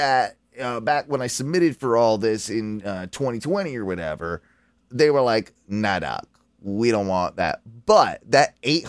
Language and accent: English; United Kingdom; now in United States; I am not an American citizen. I am actually a citizen of the United Kingdom, and I've had a green card for quite a long time, since 2001